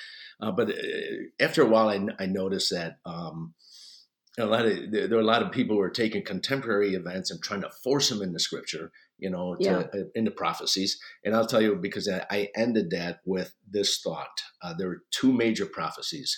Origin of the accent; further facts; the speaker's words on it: Sicily, Italy; moved away; I grew up in Italy. I moved here in 1972 with my family